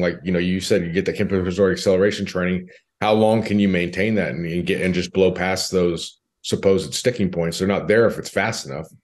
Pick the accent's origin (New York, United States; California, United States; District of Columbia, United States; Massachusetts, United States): California, United States; moved away as an adult; also born or lived in Nashville, Tennessee; now in Dallas, United States; I grew up in California.